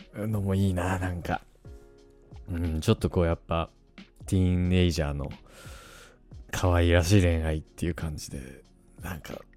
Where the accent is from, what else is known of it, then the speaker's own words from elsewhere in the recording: Tohoku, Japan; moved away as an adult; now in Tokyo, Japan; 僕東北の人間なんですけど、何個かやっぱ、東京、大学で東京に来て、初めてこれ方言だったんだって知ることもね